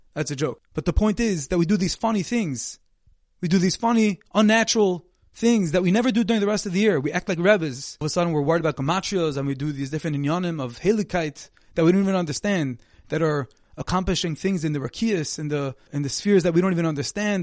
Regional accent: Monsey, New York, United States; my hometown, from Muncie, New York

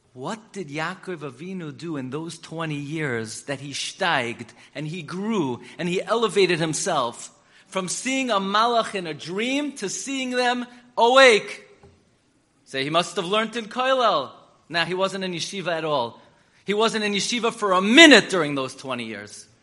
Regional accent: New York City, New York, United States; I grew up in Flatbush on M and 31st

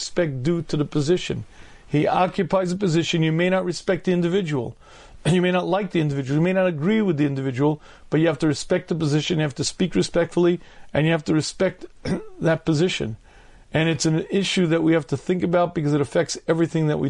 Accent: United States; I was a regular kid growing up in the United States of America.

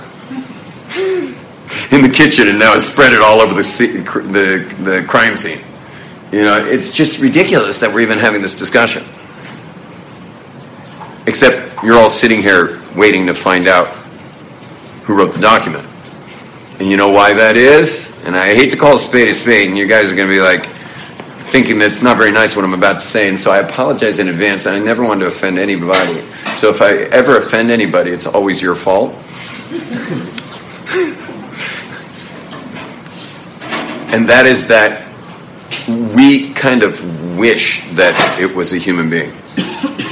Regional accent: Los Angeles, California, United States; born or raised there; now in Jerusalem, Israel

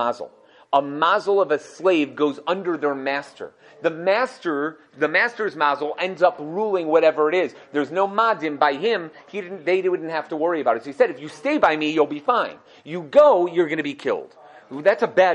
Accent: United States; accent: American; my American accent

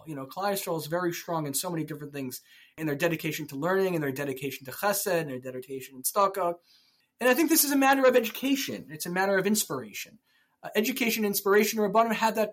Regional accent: Silver Spring, Maryland, United States; I grew up in Silver Spring, Maryland

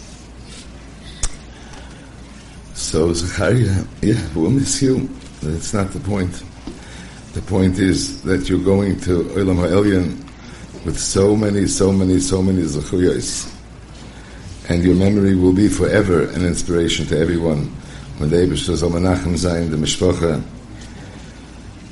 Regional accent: United States; when we were young, growing up in Muncie

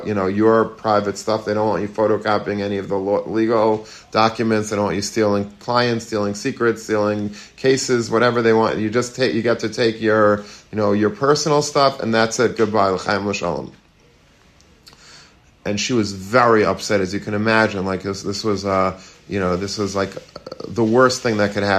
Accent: Long Beach, United States; I grew up in Long Beach

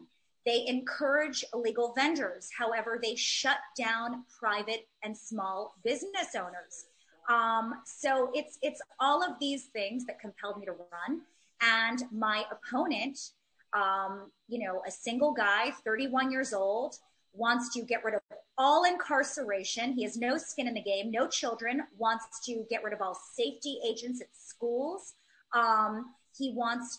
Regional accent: New York City, New York, United States; I'm born and raised in Manhattan.

